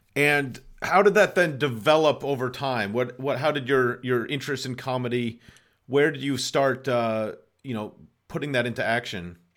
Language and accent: English; Boston, Massachusetts, United States; moved away; also born or lived in Los Angeles; I'm also from Boston